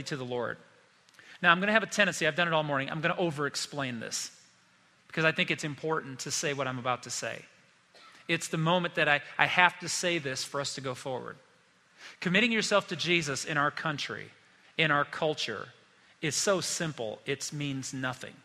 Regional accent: South Bend, Indiana, United States; moved away as an adult; I grew up in South Bend, Indiana, lived there until I went to college at the age of 18

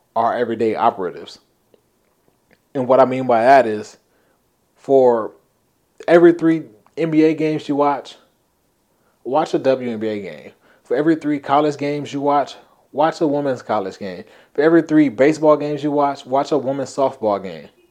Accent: Compton, California, United States; When I was young, um, growing up in Compton

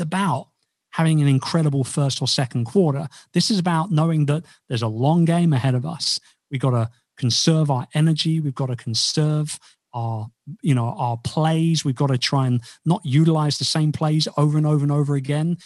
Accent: United Kingdom; I'm about as un-British as a Brit as you'll ever meet

